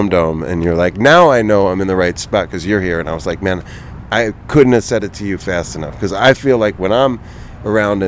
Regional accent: East Coast, United States; also born or lived in New York; I'm from the East Coast.

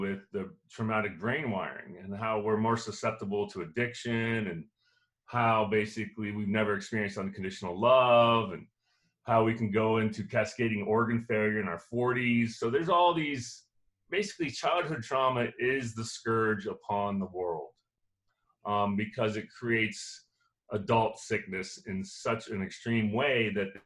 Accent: Cocoa Beach, Florida, United States; I grew up in Cocoa Beach, Florida, an idyllic situation.

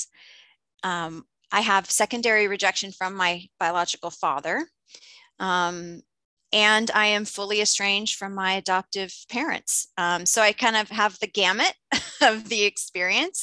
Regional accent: Indiana, United States; I was born in Indiana and adopted and raised in Indiana.

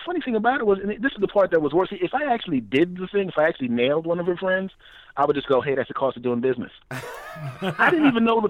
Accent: Philadelphia, Pennsylvania, United States; moved away; I'm from here, so you know, from here in Philadelphia. I'm actually not in Philadelphia now

